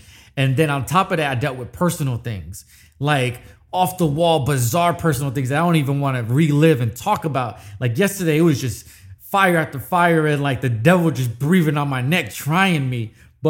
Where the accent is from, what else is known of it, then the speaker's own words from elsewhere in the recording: New York City, New York, United States; born there; I say I was born in New York. I don't claim it as much, but you always see me in a Yankee fitted.